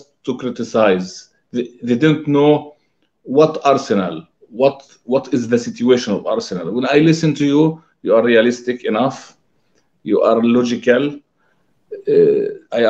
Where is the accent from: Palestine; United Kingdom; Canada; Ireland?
Palestine; I'm from Palestine.